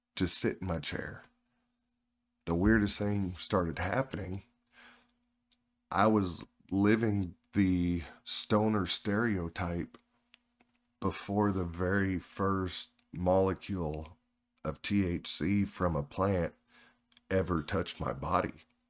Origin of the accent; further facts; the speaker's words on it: Oklahoma, United States; moved away; I'm originally from Oklahoma